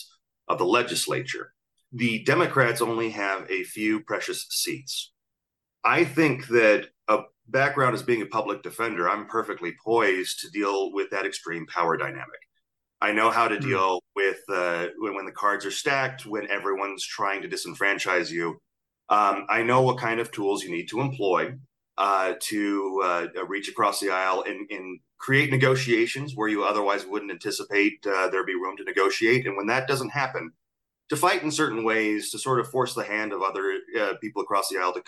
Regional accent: Utah, United States; I'm a native Utahn. I grew up here

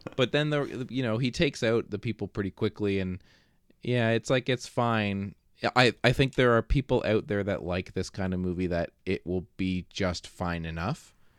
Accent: Canada; as a Canadian

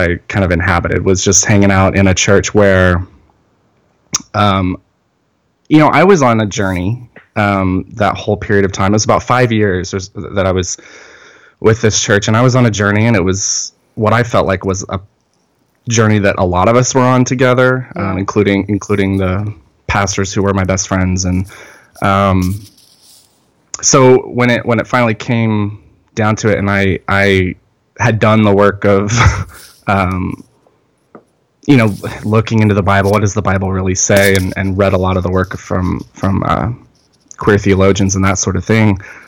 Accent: North Carolina, United States; now in San Diego, United States; 'Cause I'm from North Carolina. That's where I was born and raised.

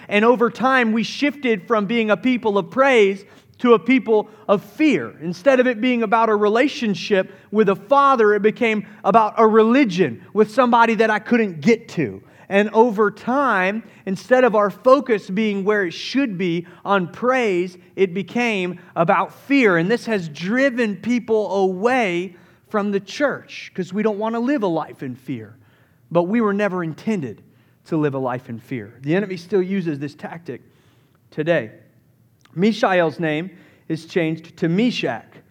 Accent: Summerville, South Carolina, United States; I grew up in the Southeast, Somerville, South Carolina

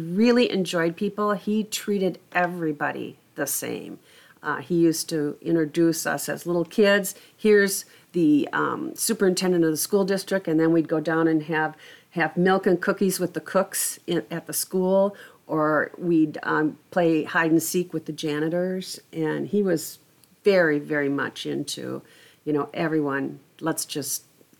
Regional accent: Anoka, Minnesota, United States; I was raised in Anoka.

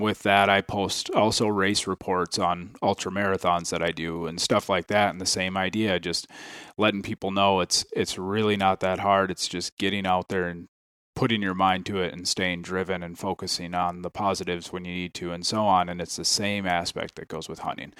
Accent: Ham Lake, Minnesota, United States; I am from Ham Lake, Minnesota. Um, I grew up hunting just through, you know, growing up around my dad and, and brothers

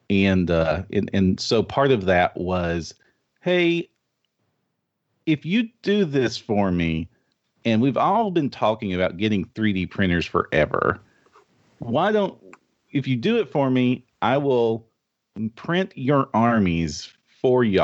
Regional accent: Kentucky, United States; Oh yes, I am from Eastern Kentucky in the United States which is the middle of nowhere.

